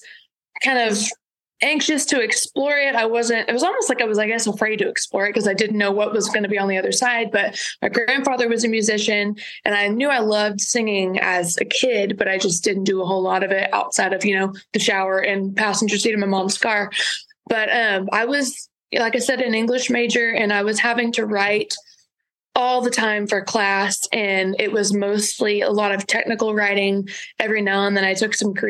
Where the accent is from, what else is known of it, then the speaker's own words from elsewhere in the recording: Shiner, Texas, United States; also born or lived in Gonzales, Texas; I was born just in Gonzales, about 20 miles down the road, and then moved to Shiner when I was in, I guess, third or fourth grade